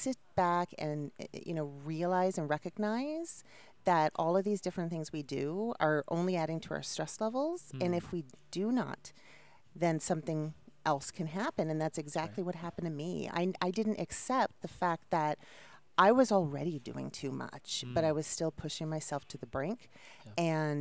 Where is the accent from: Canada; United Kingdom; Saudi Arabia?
Canada; Toronto, Ontario; moved away as an adult; now in United States; I'm from Toronto, Canada